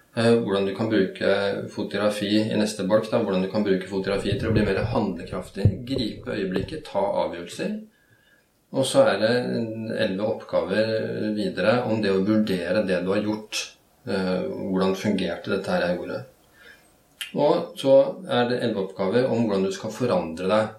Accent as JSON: {"language": "Norwegian", "country": "Norway", "tie": "born or raised there", "said": "jeg vokste opp på, på Rykken, som den gangen var et ganske kaotisk"}